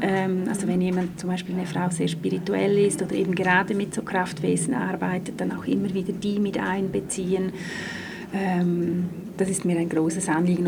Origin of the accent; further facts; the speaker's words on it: Graubünden, Switzerland; now in Zurich, Switzerland; ich komme ursprünglich aus Graubünden, lebe aber schon länger in Zürich